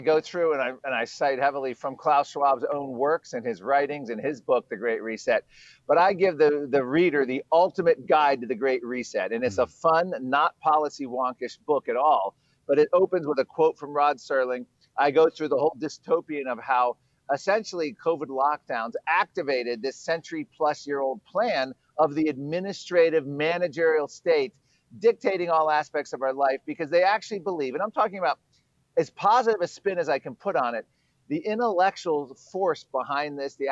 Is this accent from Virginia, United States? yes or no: yes; Virginia, United States; now I'm in Virginia. My home state is Virginia